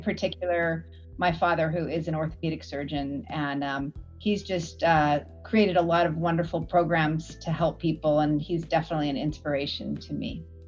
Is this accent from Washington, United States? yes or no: yes; Washington, United States; now in Canada; I grew up in Washington State